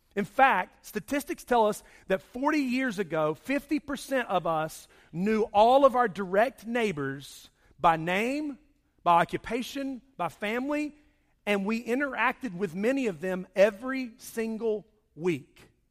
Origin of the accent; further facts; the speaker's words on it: Charlotte, North Carolina, United States; When I grew up, I grew up in Charlotte